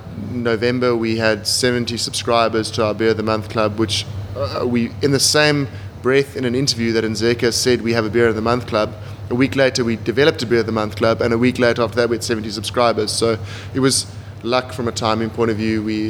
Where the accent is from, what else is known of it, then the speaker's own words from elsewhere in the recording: Pretoria, Gauteng, South Africa; born there; Born in Pretoria, moved around a lot, mixed family history, bit of a relatively tough upbringing.